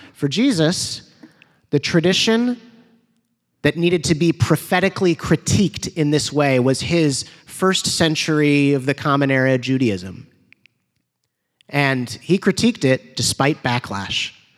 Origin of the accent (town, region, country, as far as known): United States